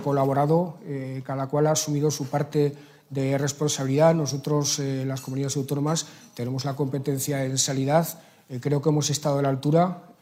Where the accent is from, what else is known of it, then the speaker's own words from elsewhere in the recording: Aragon, Spain; como aragonés, como ciudadano y como presidente del Gobierno de Aragón